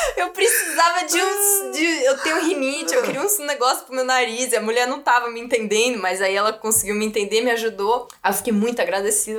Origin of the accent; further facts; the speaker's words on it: São Paulo, Brazil; moved away as an adult; now in Germany; eu sou de São Paulo, sou da Zona uhum. Oeste de São Paulo